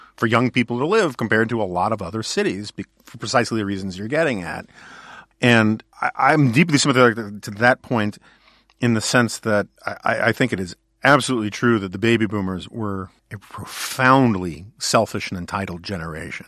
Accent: New York City, New York, United States; I grew up in New York City where I had a lot of options.

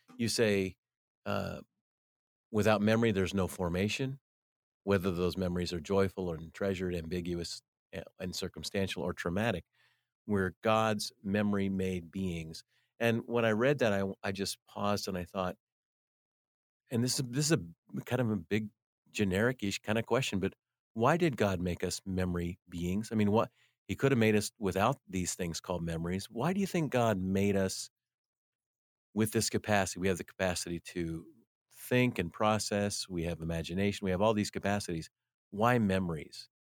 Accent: United States; as an American

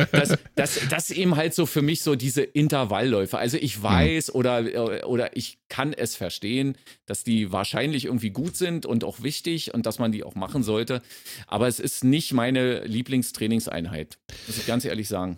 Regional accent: Berlin, Germany

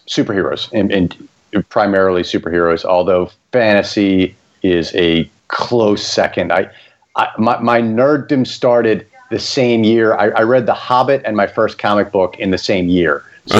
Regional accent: Baltimore, Maryland, United States; I live in Maryland. I'm born and bred in Baltimore, Maryland. I've lived here my whole life.

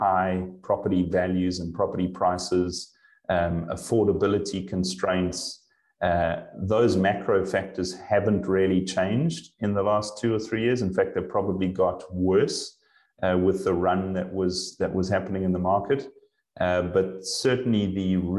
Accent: Johannesburg, Gauteng, South Africa; moved away as an adult; also born or lived in Durban, South Africa / Europe; now in Vancouver, Canada; I am originally from South Africa. I kind of born and bred in Johannesburg and ended up in Durban on the East Coast for many years.

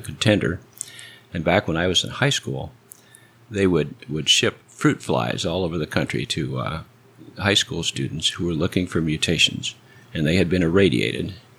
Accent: Cedar Falls, Iowa, United States; now in Edinburg, Texas, United States; Cedar Falls, Iowa

